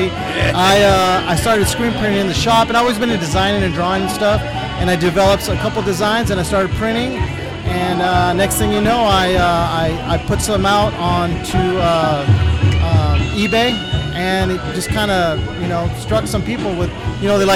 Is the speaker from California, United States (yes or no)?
yes; Riverside, California, United States; I grew up in the IE, Riverside area